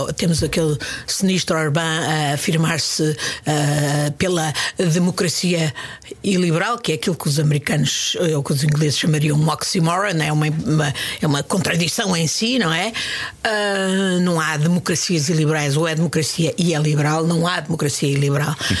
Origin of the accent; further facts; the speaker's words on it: Lisbon, Portugal; also born or lived in Indonesia; quando era miúda, vivia em Benfica e fazia ginástica no Benfica.